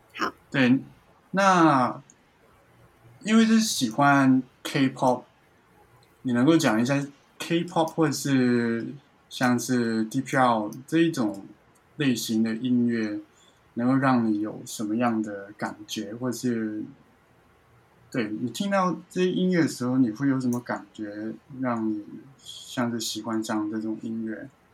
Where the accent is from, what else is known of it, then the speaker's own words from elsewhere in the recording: Hong Kong; 因为我自己是香港人